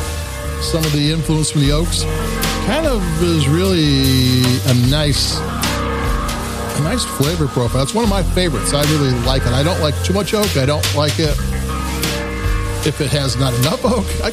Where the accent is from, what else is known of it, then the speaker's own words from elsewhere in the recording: Chicago, Illinois, United States; I'm from Chicago